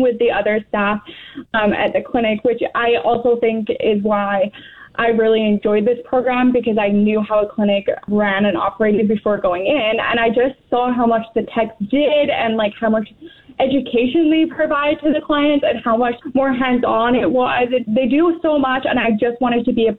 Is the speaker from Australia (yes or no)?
no; England, United Kingdom; moved away as an adult; now in Weyburn, Canada; I'm actually from England, where I did grow up with family members.